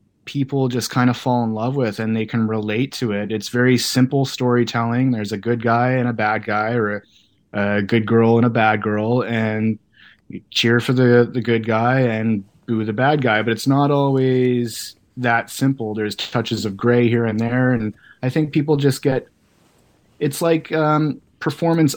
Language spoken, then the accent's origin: English; Canada; being a kid from Canada